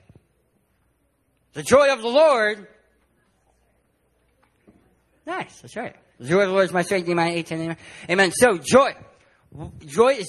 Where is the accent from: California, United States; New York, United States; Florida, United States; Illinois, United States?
California, United States; San Diego; My wife and I, to get here, we're from San Diego, California